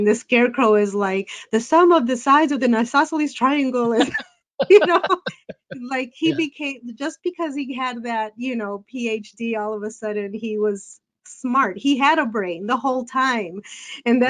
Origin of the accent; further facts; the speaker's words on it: Chicago, Illinois, United States; I was born and raised here in Chicago, and I've stayed here in Chicago